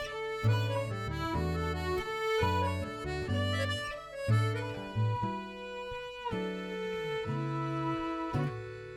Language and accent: English; Penarth, Wales, United Kingdom; also born or lived in Abergavenny; I grew up in Penarth, which is just outside Cardiff, and then sort of live in the area around Abergavenny at the moment